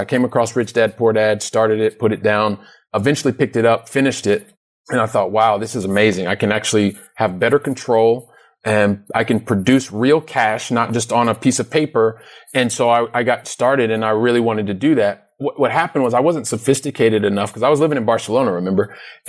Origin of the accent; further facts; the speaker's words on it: Columbus, Ohio, United States; I'm originally from Columbus, Ohio. So I've lived in different places in the United States